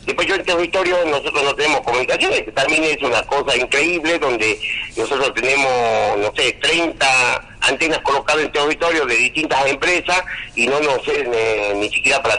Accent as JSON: {"language": "Spanish", "region": "Salta", "country": "Argentina", "said": "de este, de mi pueblo, de, mi comunidad, que es la era una comunidad con 40 familias aproximadamente"}